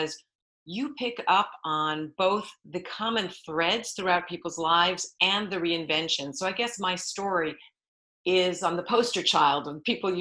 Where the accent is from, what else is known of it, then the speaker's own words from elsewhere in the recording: New York, United States; moved away as an adult; now in California, United States; I am from New York. You asked where I am from originally. I've now lived in California for 35 years